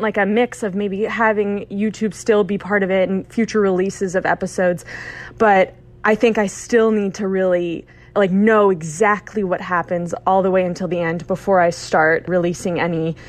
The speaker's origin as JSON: {"language": "English", "town": "Little Compton", "region": "Rhode Island", "country": "United States", "tie": "born or raised there", "said": "my town, Little Compton"}